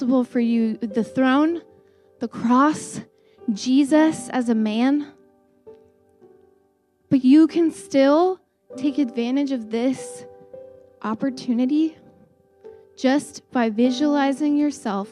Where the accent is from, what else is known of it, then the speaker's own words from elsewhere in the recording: United States; we're American